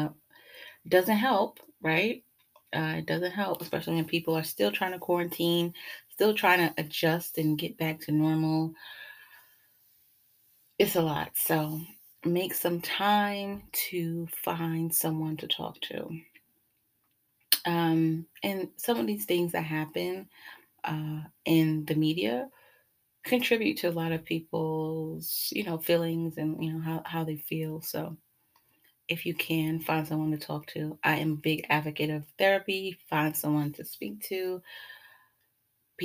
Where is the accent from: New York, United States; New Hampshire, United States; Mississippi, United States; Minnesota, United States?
New York, United States; New York City; growing up in Brooklyn